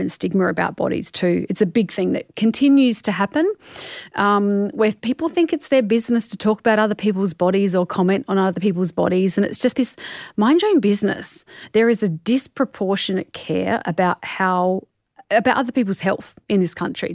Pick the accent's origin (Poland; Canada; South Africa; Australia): Australia